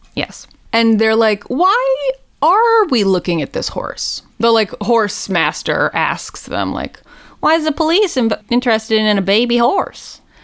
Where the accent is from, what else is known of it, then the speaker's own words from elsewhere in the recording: United States; as an American